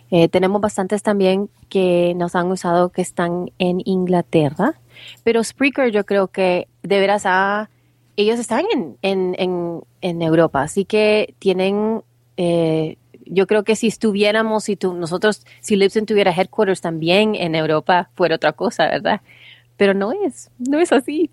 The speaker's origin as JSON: {"language": "Spanish", "country": "El Salvador", "moved": "yes", "lives_now": "United States"}